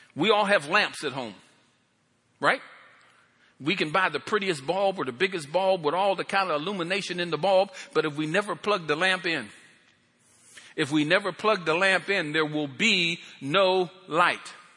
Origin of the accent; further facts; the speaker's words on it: Pennsylvania, United States; moved away; I come from Pennsylvania